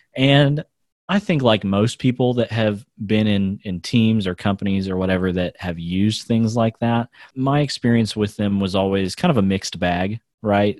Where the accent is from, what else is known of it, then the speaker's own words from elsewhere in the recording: United States; moved away as an adult; also born or lived in India; I grew up in America